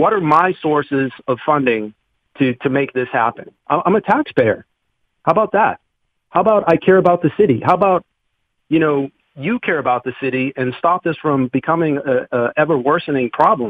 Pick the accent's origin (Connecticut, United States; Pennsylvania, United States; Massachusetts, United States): Massachusetts, United States; Boston; now in Pittsburgh, United States; I've been in Pittsburgh 20 years. I moved here from Boston, and it's a beautiful city.